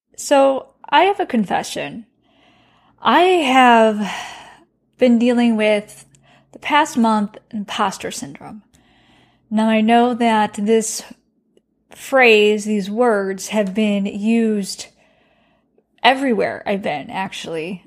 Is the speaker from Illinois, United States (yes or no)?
yes; Chicago, Illinois, United States; now in Texas, United States; I am from the Midwest, so I'm from Chicago.